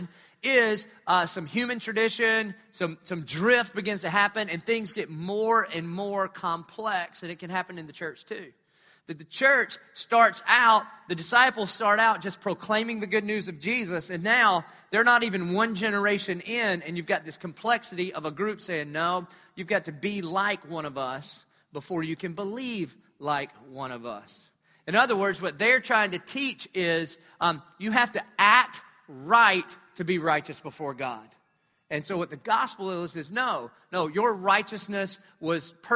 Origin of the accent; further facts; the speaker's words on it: Dillon, South Carolina, United States; I'm from Dillon